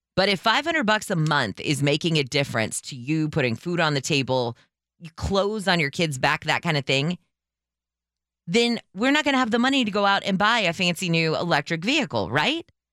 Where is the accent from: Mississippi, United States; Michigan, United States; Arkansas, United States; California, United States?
California, United States; as a Californian